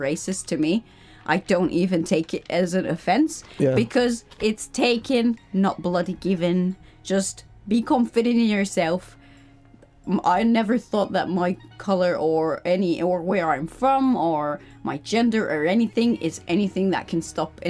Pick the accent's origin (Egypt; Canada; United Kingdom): Egypt; Cairo, Cairo Governorate; I'm from Cairo, but no, we don't have camels around our house in the garden